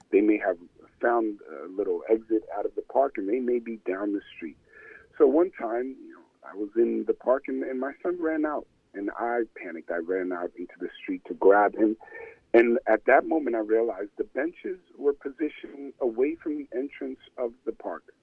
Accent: Passaic, New Jersey, United States; I was born and raised in Passaic.

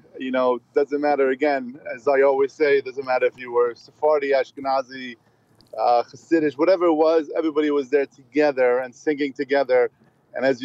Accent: Iran; moved away; I came from Iran

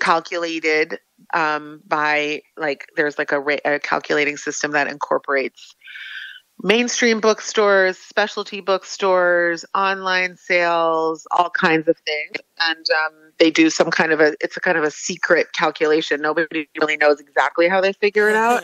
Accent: United States; now in Israel; I'm an American living in Israel

